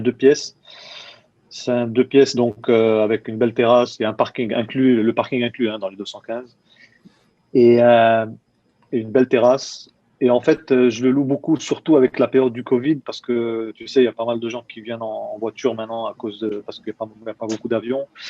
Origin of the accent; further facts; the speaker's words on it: Nice, Provence-Alpes-Côte d'Azur, France; moved away as an adult; also born or lived in London, United Kingdom / Malmö, Sweden / Germany; now in Munich, Germany; je suis de Nice, j'ai grandi à Nice